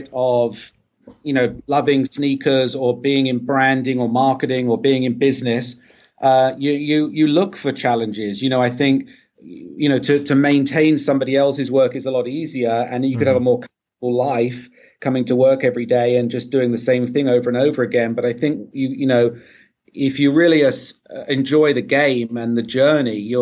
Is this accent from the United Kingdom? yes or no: yes; England, United Kingdom; moved away as an adult; now in United States; I grew up in England, so I was in England till I was about 23 years old